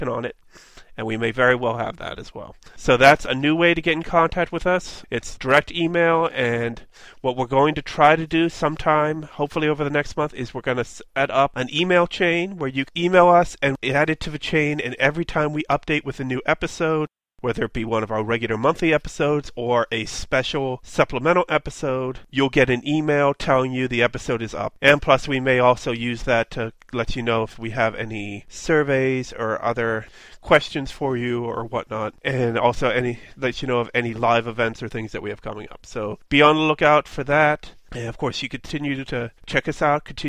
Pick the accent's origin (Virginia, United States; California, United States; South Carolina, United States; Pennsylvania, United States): Pennsylvania, United States; Pittsburgh; I'm from Pittsburgh.